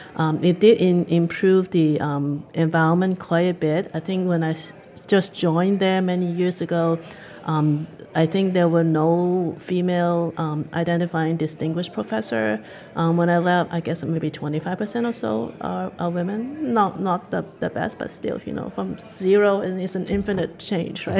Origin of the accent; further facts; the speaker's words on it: Hong Kong; now in Canada; I grew up in Hong Kong